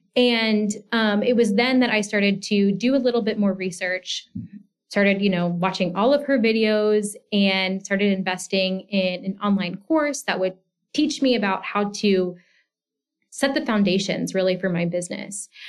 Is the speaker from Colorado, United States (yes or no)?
no; Georgia, United States; moved away as an adult; also born or lived in Washington, D.C. area; I grew up in Georgia and I went to the University of Georgia